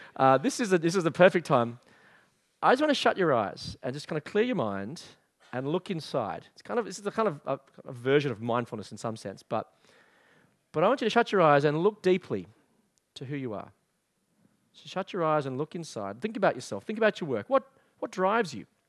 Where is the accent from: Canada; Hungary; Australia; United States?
Australia; also born or lived in England; I was an Australian living in England